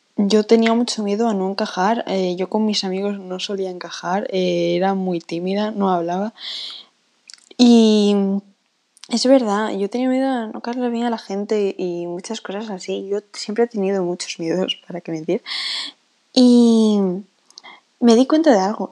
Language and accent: Spanish; Spain; accent: Spanish; ya se sabe que soy española por el acento, creo, pero no voy a decir de qué parte